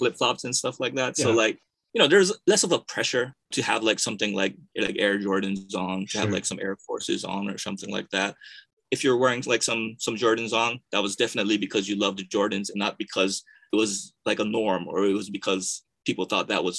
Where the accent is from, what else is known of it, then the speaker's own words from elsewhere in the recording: Hawaii, United States; moved away as an adult; now in Japan; born and raised in Hawaii, moved out here to Japan after college